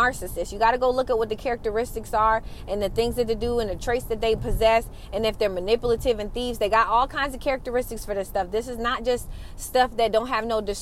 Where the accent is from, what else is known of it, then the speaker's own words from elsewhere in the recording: Atlanta, Georgia, United States; I'm from Atlanta